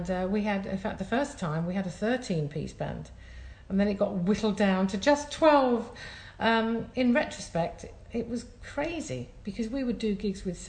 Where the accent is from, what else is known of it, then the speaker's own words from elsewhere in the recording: Scotland, United Kingdom; I'm Scottish